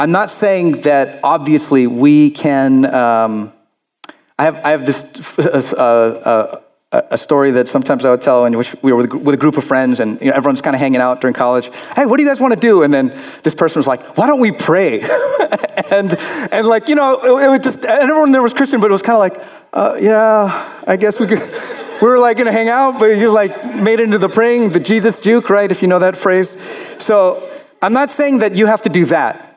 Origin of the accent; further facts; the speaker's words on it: Florida, United States; I grew up in Florida